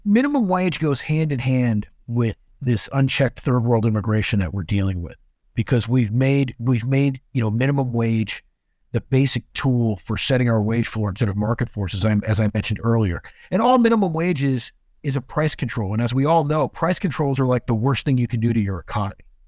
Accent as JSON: {"language": "English", "region": "Southern California", "country": "United States", "tie": "born or raised there", "said": "I grew up in Southern California"}